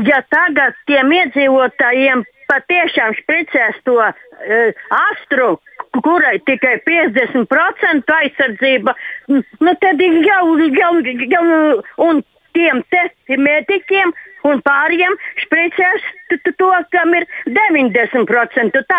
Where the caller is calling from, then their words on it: Riga, Latvia; Oh, ļoti lielu izbrīnu, es no Rīgas, lielu izbrīnu radīja